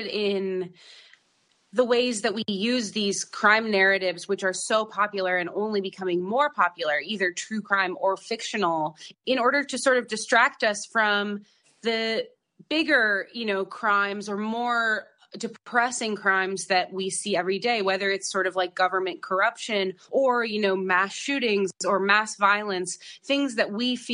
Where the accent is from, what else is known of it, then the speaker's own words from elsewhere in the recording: Idaho, United States; moved away; also born or lived in Los Angeles; I grew up in Idaho